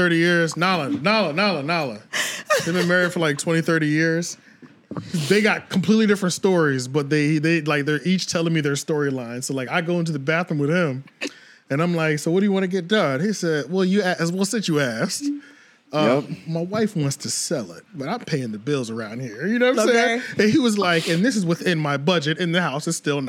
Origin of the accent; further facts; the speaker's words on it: right outside of Philadelphia, Pennsylvania, United States; Right outside of Philly